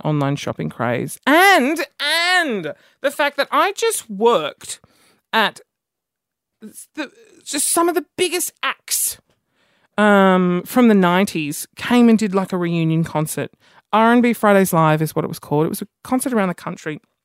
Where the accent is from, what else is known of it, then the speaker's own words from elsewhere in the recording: Australia; I'm Aussie